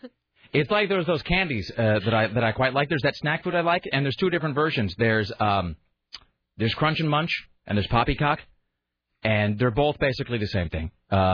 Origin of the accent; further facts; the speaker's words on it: Kennewick, Washington, United States; also born or lived in Portland; I have a terrible sense of direction, and I'm from the Northwest. I'm from Kennewick, and spent a lot of time in Portland growing up, but I still have no sense of direction.